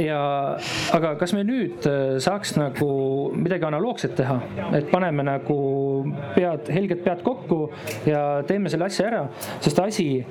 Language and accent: Estonian; Estonia; me oleme eestlased